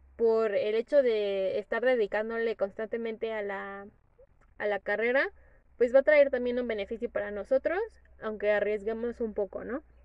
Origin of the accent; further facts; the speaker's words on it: Morelos, Mexico; yo soy del estado de Morelos